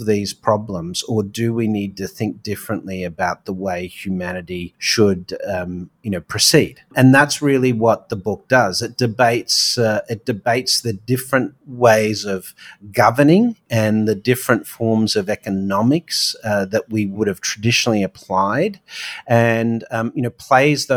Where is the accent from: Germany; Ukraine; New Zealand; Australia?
Australia; now in New York, United States; being an Aussie offshore